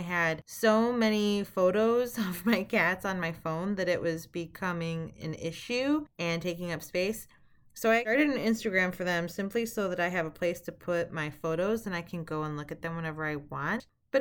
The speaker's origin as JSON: {"language": "English", "region": "Midwest", "country": "United States", "tie": "born or raised there", "said": "I grew up in the Midwest."}